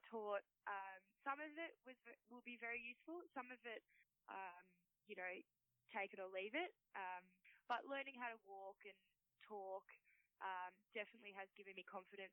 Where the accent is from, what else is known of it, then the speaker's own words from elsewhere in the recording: Finley, New South Wales, Australia; Back to Finley to teach in my hometown.